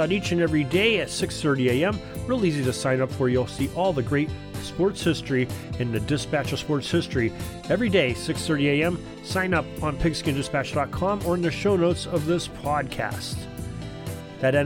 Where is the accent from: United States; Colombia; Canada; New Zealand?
United States; Erie, Pennsylvania; right here in my hometown of Erie, Pennsylvania